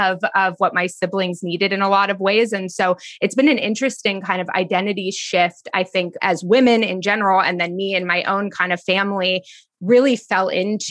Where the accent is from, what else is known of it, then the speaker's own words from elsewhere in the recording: East Bay, California, United States; I grew up in the East Bay in California